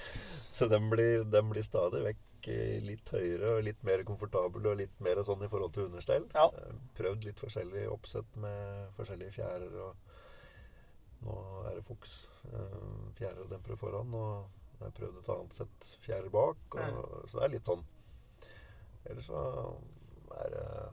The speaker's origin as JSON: {"language": "Norwegian", "town": "Tønsberg", "region": "Vestfold", "country": "Norway", "said": "Jeg kommer fra Tønsberg. Ja. Eh, fra et lite småbruk"}